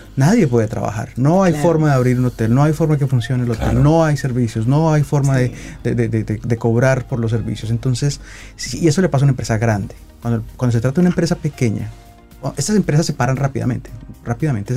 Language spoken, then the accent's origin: Spanish; Colombia; yo soy colombiano